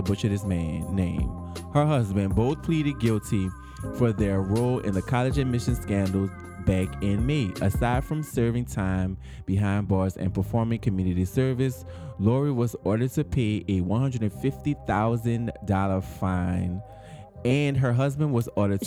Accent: New Orleans, Louisiana, United States; we're from New Orleans

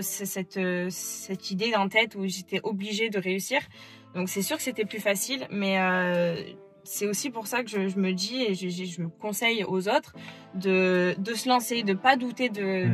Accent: France; now in Florida, United States; rentrer en France, donc du coup, voir ma famille en France et faire un peu des allers-retours entre les États-Unis et la France

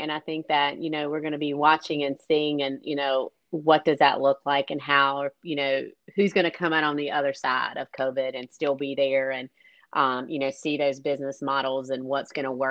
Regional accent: southeastern North Carolina, United States; I grew up in a small town in southeastern North Carolina where we had three textile mills. My mother and grandmother worked in the mills.

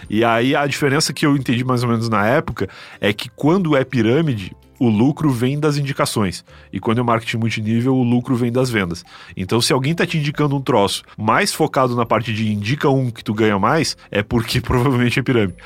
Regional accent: Rio Grande, Rio Grande do Sul, Brazil; moved away; also born or lived in São Paulo; como eu sou de Rio Grande, que é uma cidade pequena

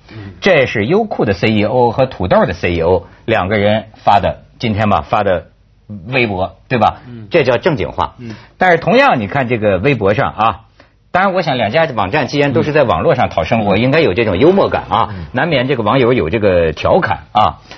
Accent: China; 陆陆客是中性，不是骂我们大陆人，敢。

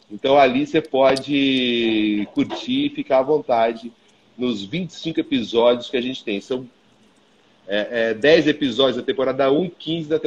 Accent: Ourinhos, São Paulo, Brazil; born there; accent: caipira; Eu acho que o meu caipira de nascimento vem daí também, né? Eu nasci em Ourinhos, mas eu falo muito Piracicaba

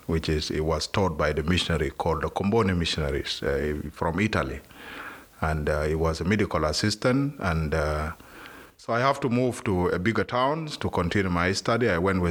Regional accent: South Sudan; moved away as an adult; now in Australia; we are from South Sudan, and mainly South Sudan we are Christians.

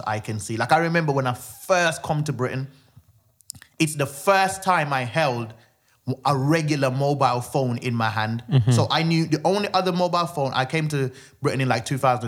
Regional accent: Jamaica; I was born in Jamaica, so like everyone was the entertainment

